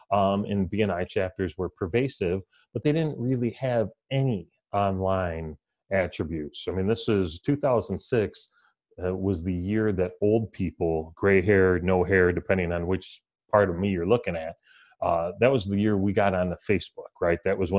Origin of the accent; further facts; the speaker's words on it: Detroit, Michigan, United States; We're all from Detroit.